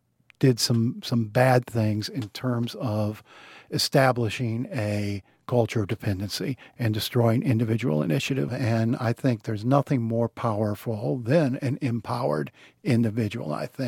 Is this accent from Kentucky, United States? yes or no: yes; Burkesville, Kentucky, United States; born there; I was born in Berksville, Kentucky, which is in the foothills of the Appalachians. No hospital. I was born in a doctor's office, taken home right away to the only way I can describe it is a three-room shack